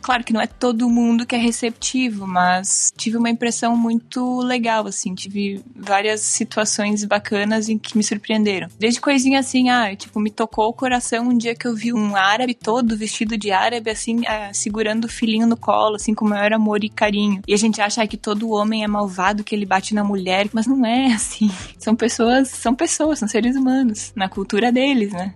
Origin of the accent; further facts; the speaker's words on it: Getúlio Vargas, Rio Grande do Sul, Brazil; moved away as an adult; now in Saudi Arabia; Eu sou de Getúlio Vargas, no Rio Grande do Sul